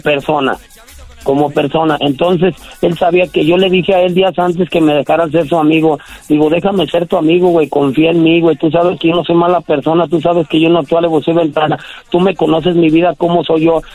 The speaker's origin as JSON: {"language": "Spanish", "town": "León", "region": "Guanajuato", "country": "Mexico", "tie": "born or raised there", "said": "En León, Guanajuato, carnal, ahí tiene su casa."}